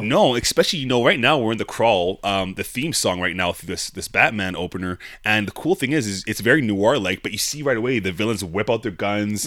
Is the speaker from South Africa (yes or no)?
no; Calgary, Alberta, Canada; we're from Calgary here